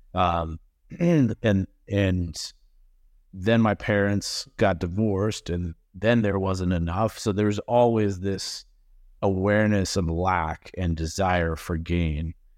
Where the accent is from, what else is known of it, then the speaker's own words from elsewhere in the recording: Massachusetts, United States; now in Greenville, South Carolina, United States; was born and raised in Massachusetts